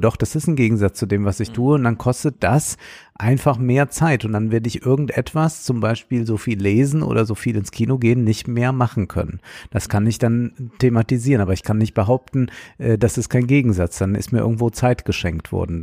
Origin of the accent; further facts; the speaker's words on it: Rhineland-Palatinate, Germany; Ich bin ja Rheinland-Pfälzer, obwohl man Rheinland-Pfälzer nicht sein kann, man ist Rheinländer